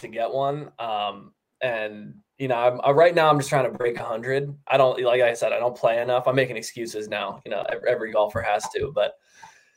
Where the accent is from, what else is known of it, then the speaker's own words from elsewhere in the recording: York, Pennsylvania, United States; moved away; I'm from York, Pennsylvania